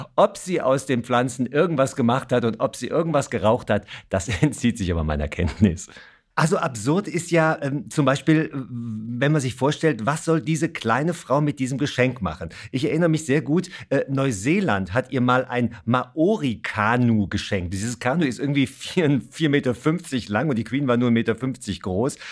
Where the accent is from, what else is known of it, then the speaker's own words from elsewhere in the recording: Germany; bei uns in Deutschland